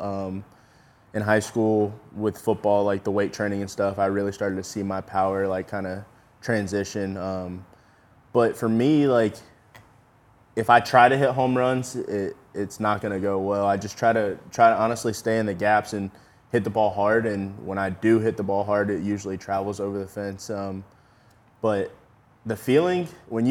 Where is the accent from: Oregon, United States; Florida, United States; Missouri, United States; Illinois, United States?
Florida, United States; Yulee; I'm from Yulee. I don't know if people know that. I'm from that town, the high school that Derek actually went